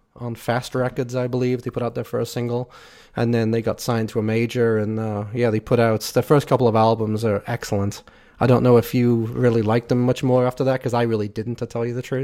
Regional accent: Liverpool, North West England, United Kingdom; I'm from Liverpool

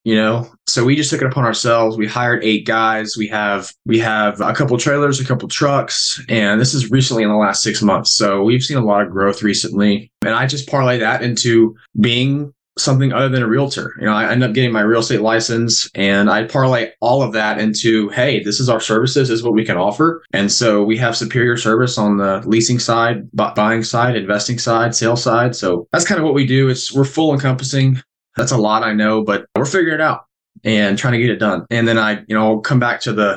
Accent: Burnham, Texas, United States; I am originally from Burnham, Texas.

